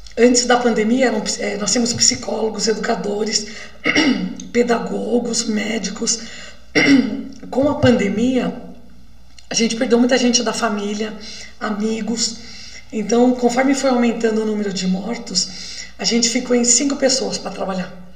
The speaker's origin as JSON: {"language": "Portuguese", "region": "Minas Gerais", "country": "Brazil", "said": "eu sou de Minas, então é roça"}